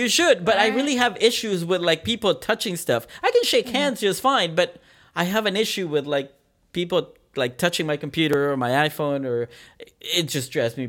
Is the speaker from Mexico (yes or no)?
yes; Mexico City, Mexico; moved away; actually, I grew up in Mexico City.